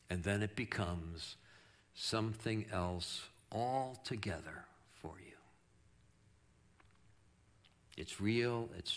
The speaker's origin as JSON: {"language": "English", "region": "New York", "country": "United States", "moved": "yes", "said": "I'm from New York, and I can't say ERs"}